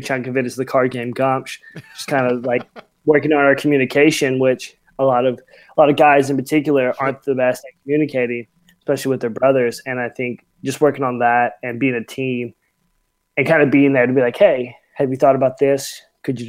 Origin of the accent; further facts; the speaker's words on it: Mississippi, United States; moved away as an adult; now in California, United States; I'm originally from Mississippi, but when I came out in camp in 2012, fell in love with California, so relocated out here.